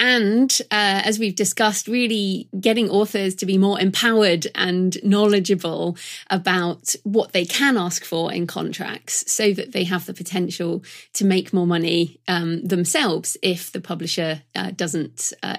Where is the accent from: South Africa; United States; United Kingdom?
United Kingdom; being British